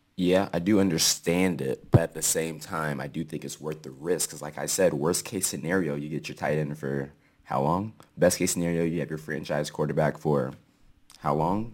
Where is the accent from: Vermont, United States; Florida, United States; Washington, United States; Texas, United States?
Washington, United States; Seattle